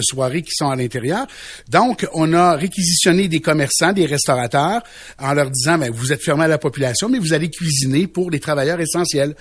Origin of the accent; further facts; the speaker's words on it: Quebec, Canada; now in Chibougamau, Canada; Les gens du lac Saint-Jean, là, euh, qui, qui, qui, dans le fond, ma, ma terre natale